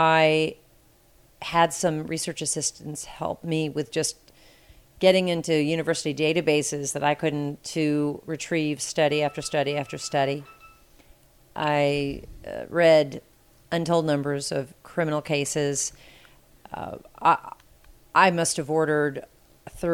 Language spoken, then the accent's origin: English; Cincinnati, Ohio, United States; moved away as an adult; also born or lived in California; Growing up in Cincinnati